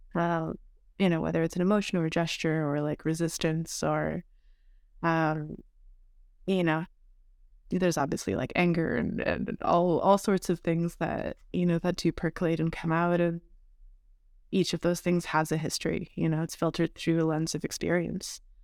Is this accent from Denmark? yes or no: no; Montreal, Quebec, Canada; I'm from Montreal